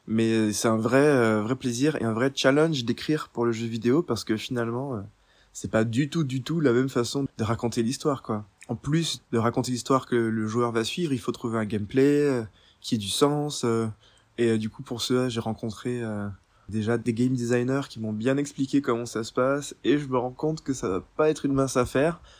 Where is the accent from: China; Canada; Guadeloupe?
Guadeloupe; also born or lived in Normandy, France; parce que moi je suis guadeloupéen mais je suis aussi normand et j'ai grandi pas mal d'été sur les falaises normandes